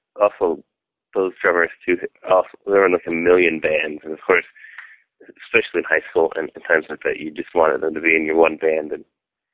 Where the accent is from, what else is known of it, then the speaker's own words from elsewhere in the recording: Fenton, Michigan, United States; I was born in Southfield, Michigan, but I was raised in Fenton, Michigan, which is a relatively small town.